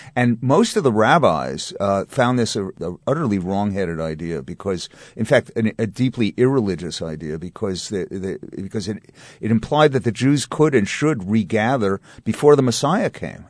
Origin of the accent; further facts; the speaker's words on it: New York, United States; as a Jew, or as, specifically as a New York Jew